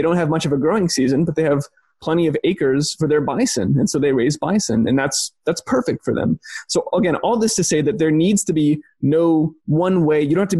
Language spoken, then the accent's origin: English; Texas, United States; Yeah, I mean, I'm from Texas, and we have that expression, you should bloom where you're planted.